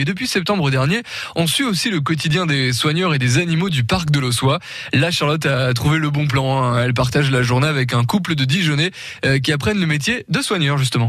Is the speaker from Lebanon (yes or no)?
no; Côte-d'Or, Bourgogne-Franche-Comté, France; chez nous, en Côte d'Or